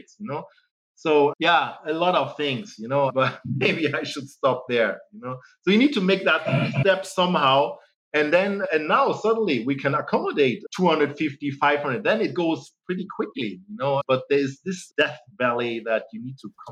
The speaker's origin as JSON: {"language": "English", "country": "Germany", "tie": "born or raised there", "also_born_or_lived": "Nigeria", "moved": "as an adult", "said": "So I was born in Germany, close to Hamburg in, mm-hmm. in the north. My mother is German, my father is Nigerian. And then I really grew up in Germany"}